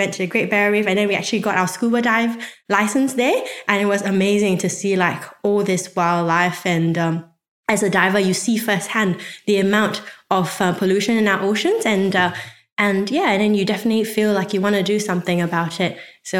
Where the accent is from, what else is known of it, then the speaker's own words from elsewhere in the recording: Selangor, Malaysia; moved away; I'm originally from Malaysia.